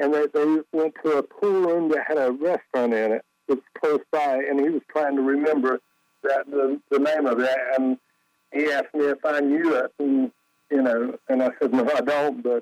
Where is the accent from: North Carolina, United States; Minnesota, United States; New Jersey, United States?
North Carolina, United States; Jacksonville; now in Raleigh, United States; I'm from Eastern North Carolina, down near Jacksonville, but I've lived in Raleigh since '83